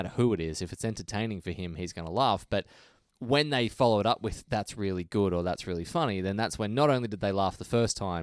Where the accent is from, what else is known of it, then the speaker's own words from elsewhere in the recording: Australia; we're from Australia